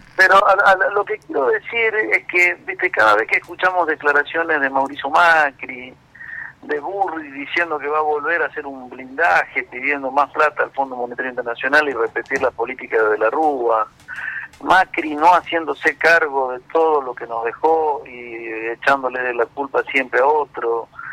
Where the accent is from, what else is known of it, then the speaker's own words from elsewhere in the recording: Argentina; somos todos argentinos